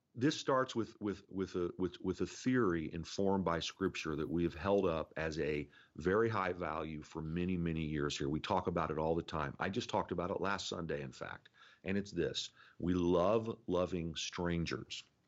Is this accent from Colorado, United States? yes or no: no; Indiana, United States; moved away; born and raised in Indiana